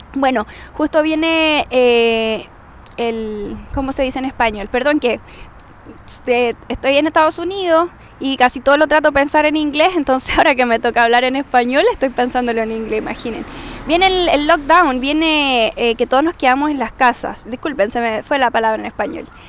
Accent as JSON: {"language": "Spanish", "country": "Chile", "said": "como buena chilena, hablo súper rápido, tengo palabras extrañas que usan los chilenos"}